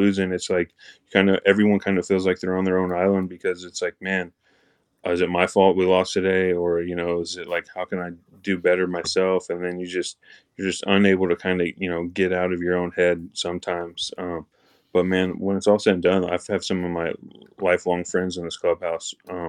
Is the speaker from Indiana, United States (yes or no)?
yes; Indianapolis, Indiana, United States; I grew up in Indianapolis. I'll play for the Red Machine.